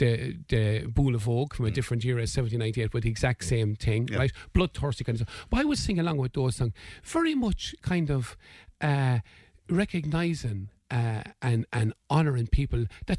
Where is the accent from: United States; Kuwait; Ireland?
Ireland; I know, as an Irish Republican, I never would do that, and it would sicken me to the pit of my stomach to see anybody glorifying suffering. But we also have to remember what people went through. You know, and our past is very much determined by the occupation of our country